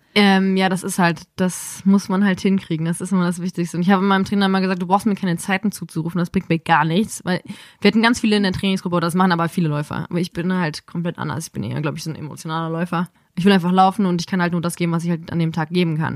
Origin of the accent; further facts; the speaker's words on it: Dormagen, North Rhine-Westphalia, Germany; Aus dem Rheinland, zwischen Düsseldorf und Köln